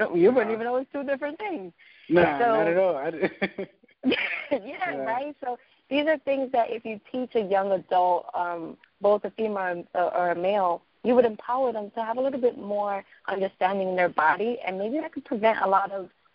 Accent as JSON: {"language": "English", "town": "New York City", "region": "New York", "country": "United States", "tie": "born or raised there", "said": "I grew up in East New York"}